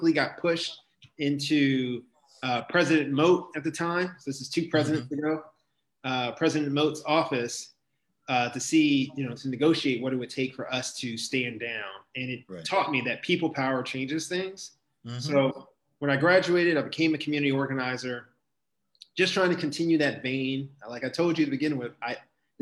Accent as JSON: {"language": "English", "area": "Prince George's County", "region": "Maryland", "country": "United States", "tie": "born or raised there", "said": "I'm born and raised here in gorgeous Prince George's County"}